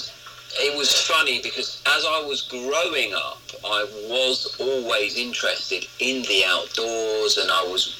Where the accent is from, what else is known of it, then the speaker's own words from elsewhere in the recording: Basingstoke, South East England, United Kingdom; I grew up in Basingstoke in Hampshire.